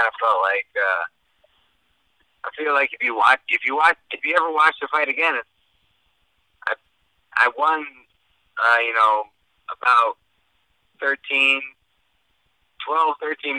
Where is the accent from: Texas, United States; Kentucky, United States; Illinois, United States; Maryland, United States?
Illinois, United States; Chicago; I'm from Chicago.